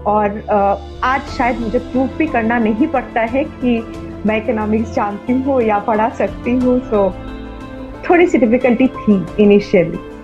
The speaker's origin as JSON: {"language": "Hindi", "town": "Bokaro", "region": "Jharkhand", "country": "India", "tie": "born or raised there", "moved": "yes", "lives_now": "Kolkata, India", "said": "मैं कोलकाता से हूँ नहीं आई एम फ्रॉम बोकारो तो इसलिए मैं बंगाली हूँ लेकिन ब्रॉटअप इन बोकारो झारखंड में"}